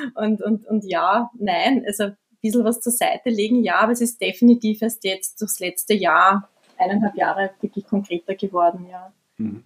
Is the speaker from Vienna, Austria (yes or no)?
yes; Vienna, Austria; ich komme aus Wien, also wir sind in Wien und ich bin ja geboren in Wien